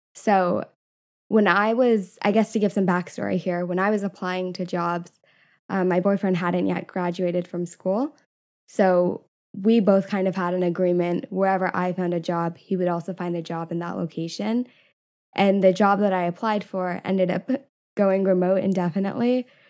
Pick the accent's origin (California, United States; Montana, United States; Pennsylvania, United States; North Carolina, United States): California, United States; now in San Diego, United States; I grew up in California, I still have a lot of friends nearby